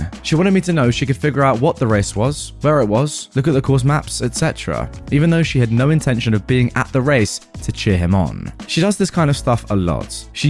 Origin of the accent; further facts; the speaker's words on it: Dubai, United Arab Emirates; For context, my childhood was spent growing up in Dubai in a villa compound, which is basically like a mini gated community of 16 odd villa homes